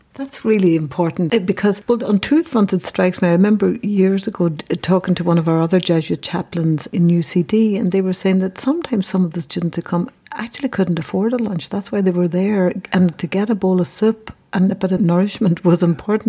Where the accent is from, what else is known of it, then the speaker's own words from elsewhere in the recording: Derry, Northern Ireland, United Kingdom; from the Bogside